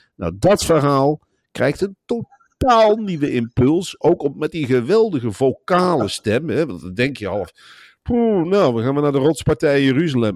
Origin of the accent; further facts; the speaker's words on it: Gelderland, Netherlands; ik ben een Gelderlander